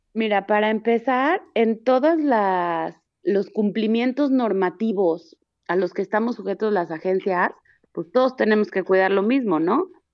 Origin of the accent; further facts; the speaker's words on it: Mexico; somos los mismos mexicanos